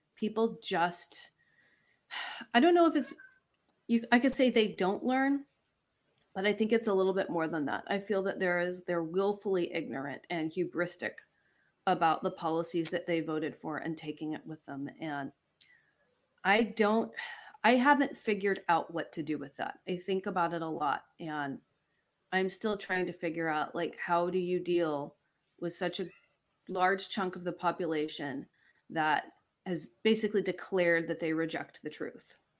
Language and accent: English; Longview, Texas, United States; also born or lived in Los Angeles County, California; now in Los Angeles, United States; I grew up in Longview, Texas